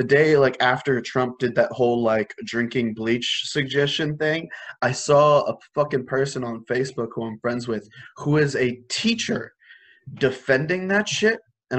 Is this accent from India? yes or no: yes; India; And I'm like, yeah, I am Indian.